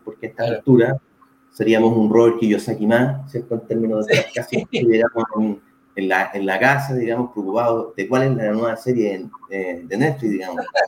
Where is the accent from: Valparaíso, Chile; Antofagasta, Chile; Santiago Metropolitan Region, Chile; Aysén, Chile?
Santiago Metropolitan Region, Chile; Santiago; moved away as an adult; now in Puerto Montt, Chile; yo originalmente soy de Santiago, ya nací y criado en Santiago.